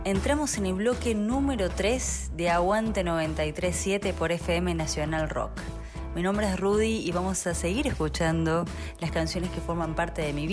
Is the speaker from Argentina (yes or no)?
yes; Córdoba, Argentina; como decimos acá en Córdoba